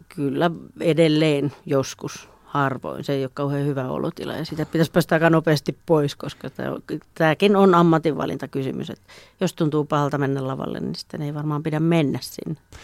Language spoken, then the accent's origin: Finnish; Juupajoki, Pirkanmaa, Finland; now in Tampere, Finland; mä oon syntynyt Juupajoella.